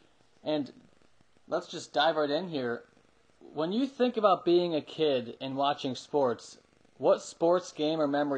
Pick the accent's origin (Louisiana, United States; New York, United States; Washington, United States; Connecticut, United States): New York, United States; upstate; I'm actually from New York, but I'm a Red Sox fan.